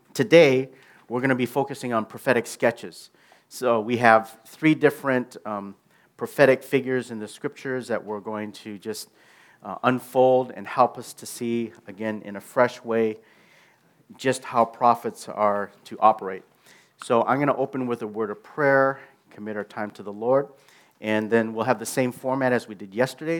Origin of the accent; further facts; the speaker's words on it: United States; I came from the American culture where they're very expressive